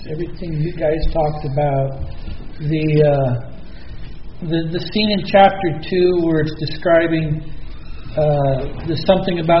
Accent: New York, United States; That was so was New York. I'm a New

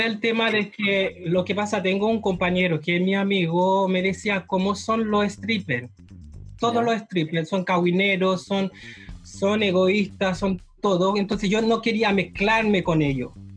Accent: Haiti; moved away as an adult; now in Chile; yo soy haitiano. ¿Ya? Llevo 12 años en Chile

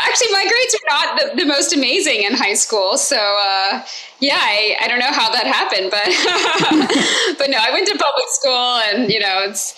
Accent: Georgia, United States; moved away as an adult; also born or lived in Massachusetts; actually from the South, so I'm from Georgia originally

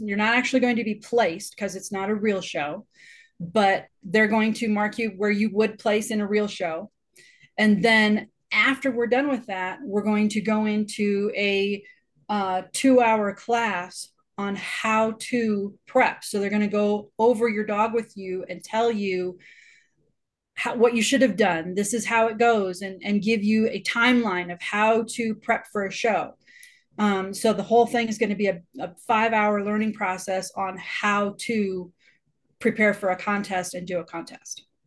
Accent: Colorado Springs, Colorado, United States; I am from Colorado Springs

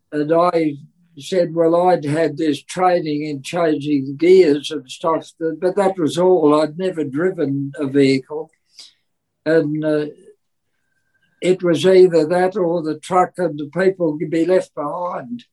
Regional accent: England, United Kingdom; moved away; he was born in England, and so was

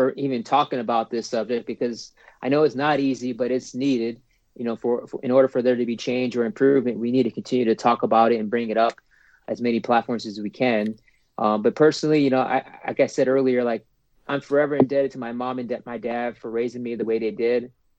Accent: San Diego, California, United States; And again, I'm from San Diego, so like I feel almost spoiled

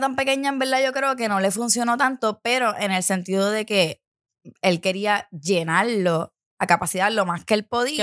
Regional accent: San Juan, Puerto Rico; tengo estas amistades, somos de Santurce

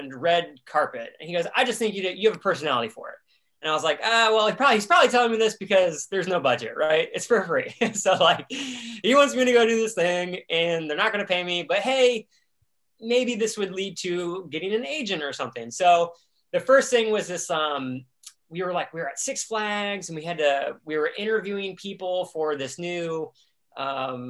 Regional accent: Columbus, Ohio, United States; I grew up in Columbus, Ohio.

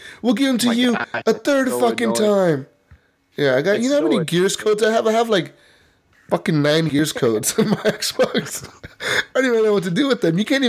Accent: Canada; I'm Canadian, I fire nobody, eh?

